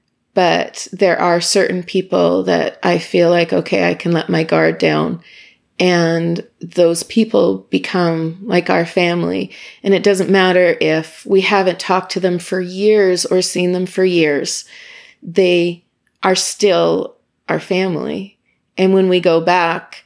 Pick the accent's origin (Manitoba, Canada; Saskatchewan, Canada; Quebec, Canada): Saskatchewan, Canada; Imperial; born or raised there; moved away as an adult; now in Ottawa, Canada